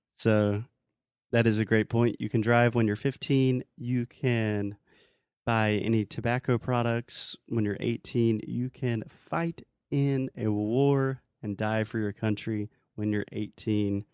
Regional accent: South Carolina, United States; in South Carolina, my home state

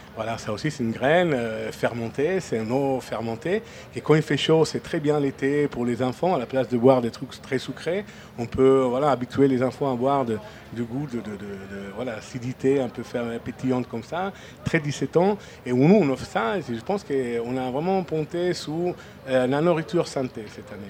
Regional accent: Friuli-Venezia Giulia, Italy; French is a second language; also born or lived in Venice / Mimet; now in France; c'est chez moi un peu. Moi, je viens du Frioul. Euh, Friuli Venezia, Giulia, donc euh, c'est à côté de Venise.

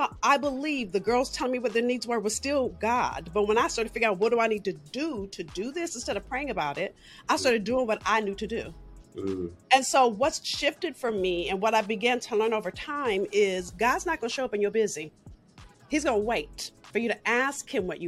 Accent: Los Angeles, California, United States; I'm from South Central

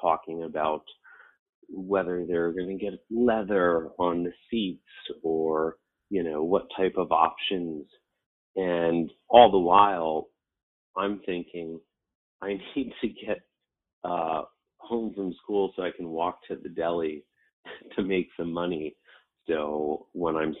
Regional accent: Westchester, New York, United States; Growing up in Westchester, it was a fairly well-off county

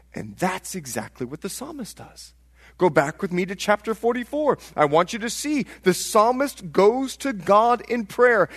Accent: Bahamas; moved away; I'm from the Bahamas

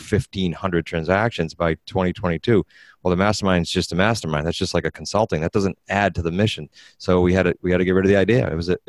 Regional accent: New England, United States; we're from England, New England

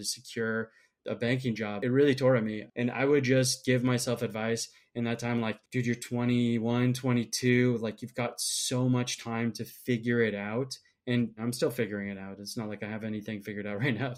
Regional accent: Minnesota, United States; moved away; also born or lived in Michigan; I'm from Minnesota originally

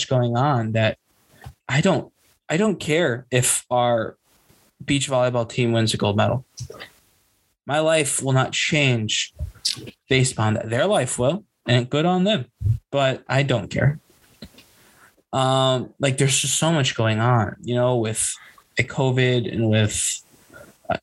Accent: United States; we're both from the United States.

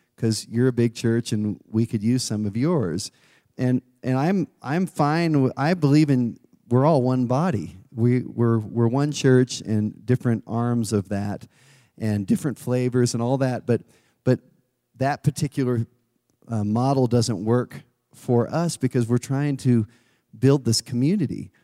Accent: California, United States; moved away; I'm originally from California

